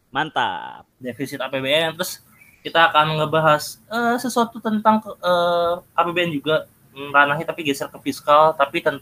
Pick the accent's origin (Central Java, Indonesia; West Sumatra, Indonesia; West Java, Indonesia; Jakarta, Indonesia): Jakarta, Indonesia; South Jakarta; now in Colorado, United States; Jadi sekarang di Colorado cuma lagi ini pak. Dulu tuh iya, pak, saya dari Jakarta Selatan.